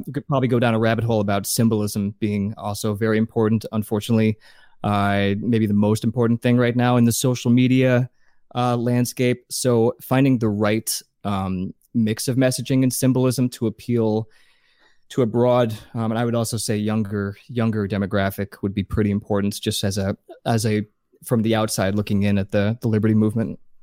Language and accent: English; New Jersey, United States; also born or lived in Pennsylvania / Massachusetts / Arizona / Las Vegas; now in Los Angeles, United States; I grew up in New Jersey. Then we moved to Pennsylvania. I went to high school in Pennsylvania